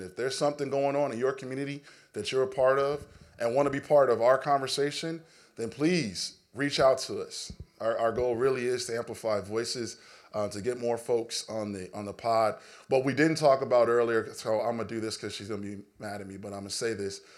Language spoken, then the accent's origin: English; Los Angeles, California, United States; me growing up in Los Angeles